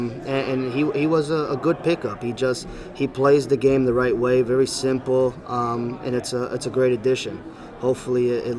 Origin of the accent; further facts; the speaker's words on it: Danbury, Connecticut, United States; born and raised in Danbury, Connecticut, with Portuguese parents as background.